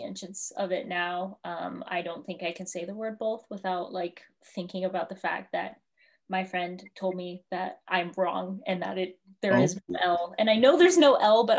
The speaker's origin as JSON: {"language": "English", "region": "South Dakota", "country": "United States", "also_born_or_lived": "Cheyenne River", "accent": "South Dakotan", "said": "I actually have a friend who reams me constantly at Stanford for my South Dakotan accent"}